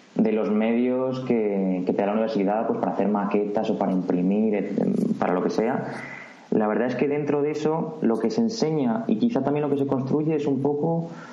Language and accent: Spanish; Madrid, Community of Madrid, Spain